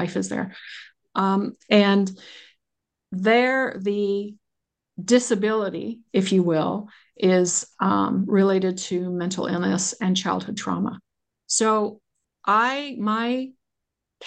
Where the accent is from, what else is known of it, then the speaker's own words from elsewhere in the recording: United States; I do as an American.